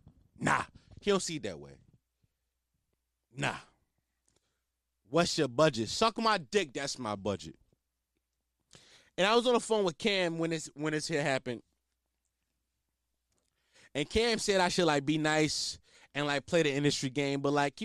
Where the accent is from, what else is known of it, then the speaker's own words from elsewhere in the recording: Philadelphia, Pennsylvania, United States; We from the same city, gang. I'm from Philly, you from Philly.